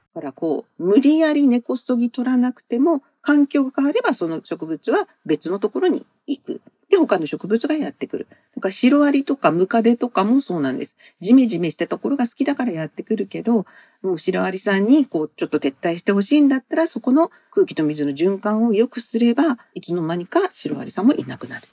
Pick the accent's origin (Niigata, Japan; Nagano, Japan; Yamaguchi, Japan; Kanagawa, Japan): Yamaguchi, Japan; moved away as an adult; now in Tokyo, Japan; 私、山口であの生まれ育って